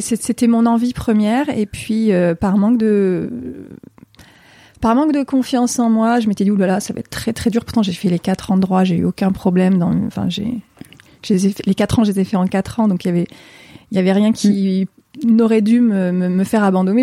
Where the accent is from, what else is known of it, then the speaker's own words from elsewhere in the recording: Grenoble area, Auvergne-Rhône-Alpes, France; moved away; also born or lived in Paris; je suis née en région euh, grenobloise